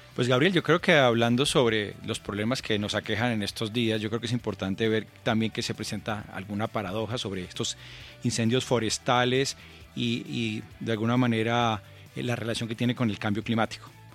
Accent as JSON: {"language": "Spanish", "country": "Colombia"}